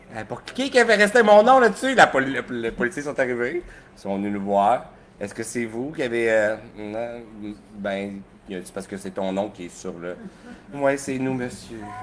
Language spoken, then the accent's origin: French; Sorel-Tracy, Quebec, Canada; also born or lived in Sept-Îles (birthplace, ASR unclear); J'ai déménagé dans le coin de Sorel-Tracé à 8 ans